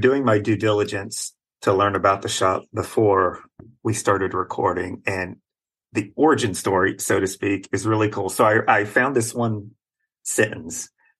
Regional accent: West Virginia, United States; I'm from West Virginia

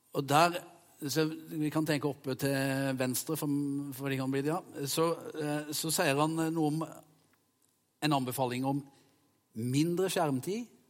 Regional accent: Vegårshei, Agder, Norway; jeg sprang i skauen sammen med hjemme på Vegårshei

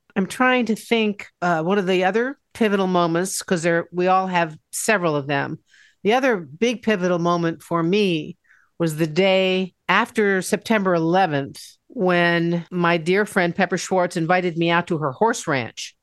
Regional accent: Washington, District of Columbia, United States; moved away as an adult; also born or lived in Seattle; my hometown in Washington, D.C.

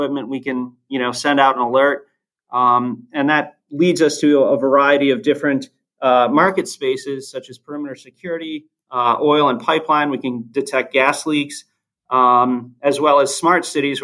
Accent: Ohio, United States; my brother and I are both born and raised in Ohio.

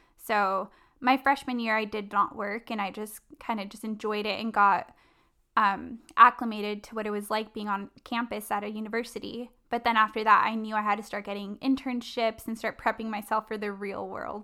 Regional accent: La Palma, California, United States; I was raised in Orange County in a city called La Palma

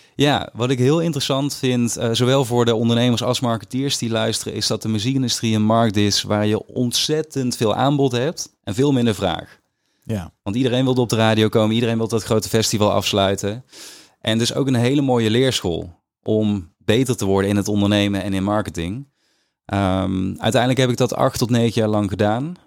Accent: Weert, Limburg, Netherlands; moved away; also born or lived in Stramproy; als jongen van tien in Limburg, in dat dorpje waar ik ben opgegroeid

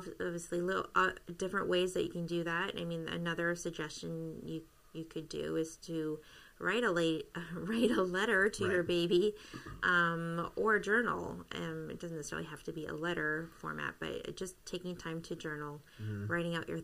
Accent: Canada; moved away; I am Canadian

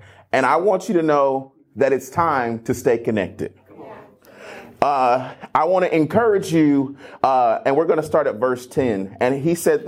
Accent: Cleveland, Ohio, United States; also born or lived in Akron, Ohio; I'm from Northeast Ohio and originally born and raised in Akron, actually Cleveland, Ohio.

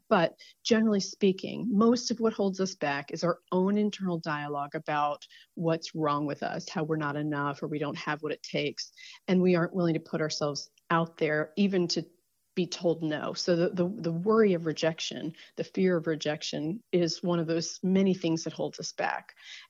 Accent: New Jersey, United States; born there; I was born in New Jersey. I went to NC State.

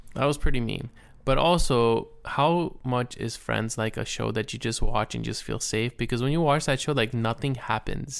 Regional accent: United States

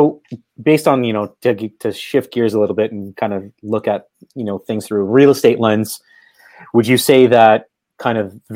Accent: Toronto, Ontario, Canada; I'm from Canada. I'm from Toronto

